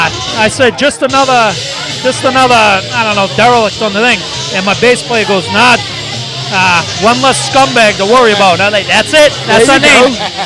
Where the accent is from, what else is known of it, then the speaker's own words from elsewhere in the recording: New Hampshire, United States; I'm a hick from New Hampshire, so I sound worldwide. A little funny.